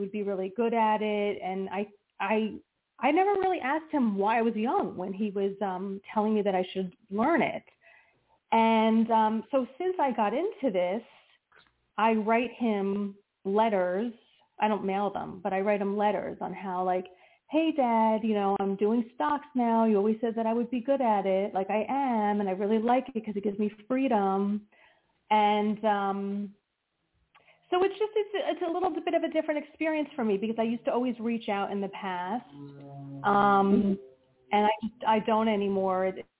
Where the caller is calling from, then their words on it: New Jersey, United States; from New Jersey.